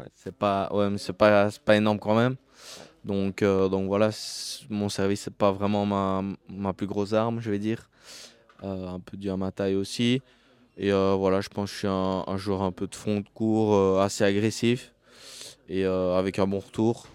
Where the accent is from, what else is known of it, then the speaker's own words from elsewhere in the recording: Liège, Wallonia, Belgium; je suis liégeois, donc je viens de Belgique et je suis liégeois.